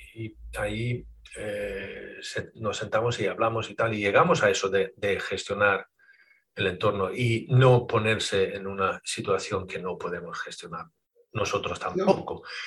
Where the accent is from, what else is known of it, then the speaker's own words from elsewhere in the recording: Sweden; now in Spain; pero soy sueco de, origen, yo nací en Suecia, ¿vale? Y ya llevo 30 años aquí en España